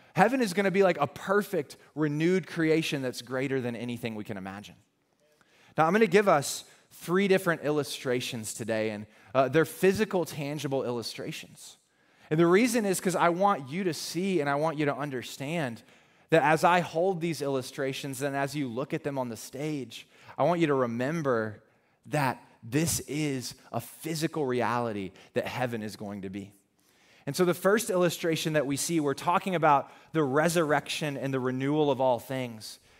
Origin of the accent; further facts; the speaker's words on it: the South, United States; I called her Mama because we're from the South